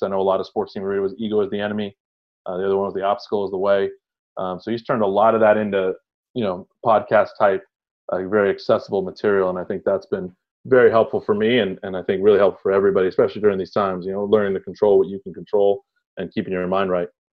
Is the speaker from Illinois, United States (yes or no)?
no; San Gabriel Valley, California, United States; born or raised there; also born or lived in Egypt / Houston, Texas